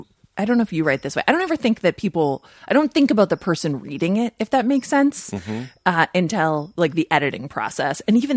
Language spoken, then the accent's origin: English; Minnesota, United States; moved away; No, I'm from Minnesota.